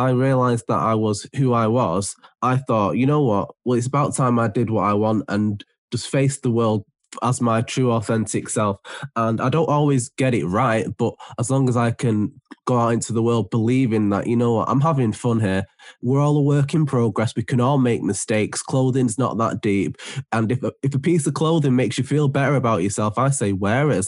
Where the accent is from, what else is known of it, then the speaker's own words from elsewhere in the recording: Manchester, North West England, United Kingdom; I am from Manchester.